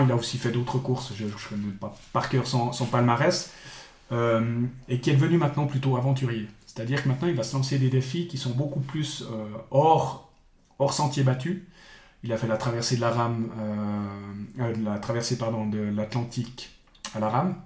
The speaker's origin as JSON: {"language": "French", "town": "Bulle", "region": "Fribourg", "country": "Switzerland", "tie": "born or raised there", "said": "je viens de, de Bulle, mhm. euh, grande ville du sud du canton de Fribourg. donc, j'ai tout le temps grandi à, à, Bulle"}